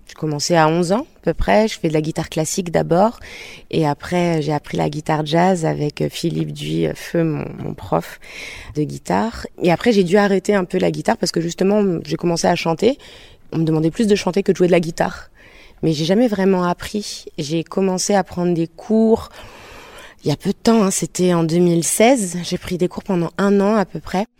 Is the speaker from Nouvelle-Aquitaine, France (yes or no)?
yes; Bordeaux, Nouvelle-Aquitaine, France; Je viens de Bordeaux